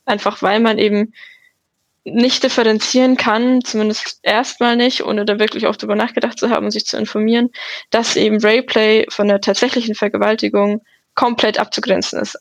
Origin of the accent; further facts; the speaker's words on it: Munich, Bavaria, Germany; ich komme aus München